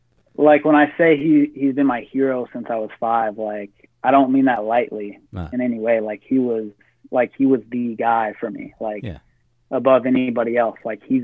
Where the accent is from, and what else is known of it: Washington State near Seattle, United States; born or raised there